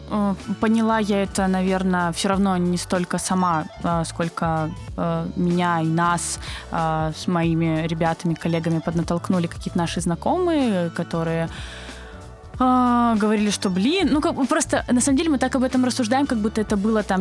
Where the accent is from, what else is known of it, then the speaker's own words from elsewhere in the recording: Krasnodar, Krasnodar Krai, Russia; moved away as an adult; also born or lived in Almaty, Kazakhstan; now in Saint Petersburg, Russia; родилась и выросла в Краснодаре. А, я, скажем так, я родилась э, вообще в Казахстане, а, а да выросла ладно. в Краснодаре